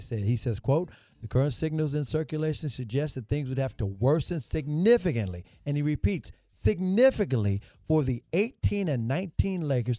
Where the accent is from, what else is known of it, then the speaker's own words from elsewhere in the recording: Memphis, Tennessee, United States; I grew up in Memphis.